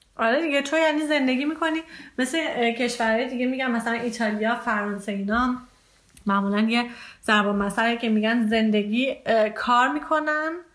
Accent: Iran; now in Germany; من از ایران میام

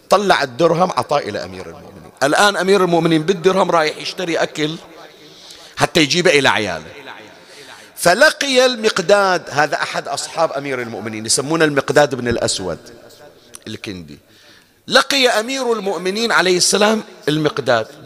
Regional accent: Bahrain; الجفنه ما ادري احنا شو نسميها عندنا بالبحرين

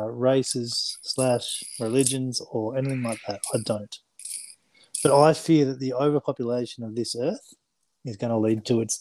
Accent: Gold Coast, Queensland, Australia; I am from the Gold

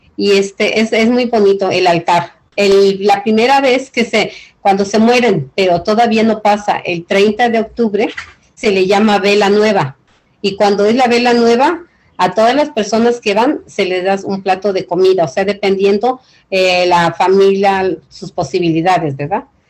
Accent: Ixtapan de la Sal, State of Mexico, Mexico; also born or lived in South Los Angeles; now in Los Angeles, United States; yo crecí en Ixtapel de la Sal, es en el Estado de México

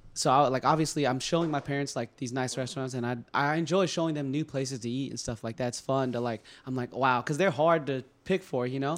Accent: California, United States; now in Boston, United States; I'm from California

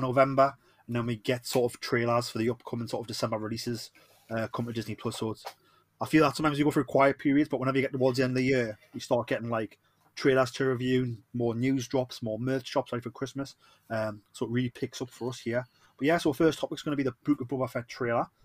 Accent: Newcastle upon Tyne, North East England, United Kingdom; accent: Geordie; I am the Geordie

